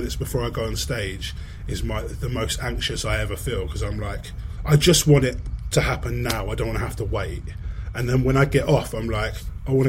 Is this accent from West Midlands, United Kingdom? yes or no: no; Sussex, South East England, United Kingdom; moved away as an adult; also born or lived in London; I live back in Sussex now, pretty much where I grew up